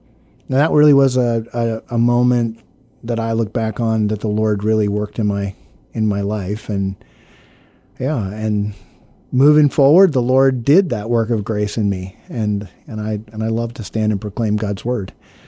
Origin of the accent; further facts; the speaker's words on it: Brooks, Maine, United States; My dad, when I was born, was a church planter in the state of Maine, a little village called Brooks, Maine. And so you know, I grew up under the sound of the gospel